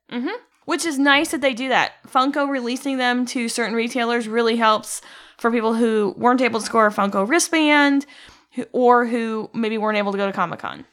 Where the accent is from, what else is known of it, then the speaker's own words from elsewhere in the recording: Midwest, United States; I'm from the Midwest